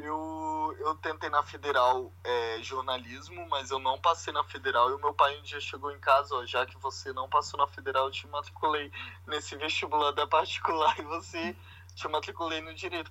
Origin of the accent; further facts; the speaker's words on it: Vila Velha, Espírito Santo, Brazil; moved away as an adult; now in Edinburgh, United Kingdom; eu sou criado em Vitória, que não é uma grande capital, mas, assim, na verdade eu sou de Vila Velha, que é da Grande Vitória